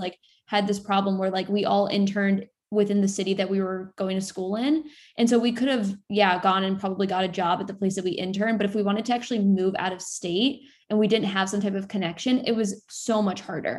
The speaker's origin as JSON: {"language": "English", "town": "Sarasota", "region": "Florida", "country": "United States", "tie": "born or raised there", "moved": "as an adult", "lives_now": "New York City, United States", "said": "I'm originally from Florida, uh, Sarasota, Florida"}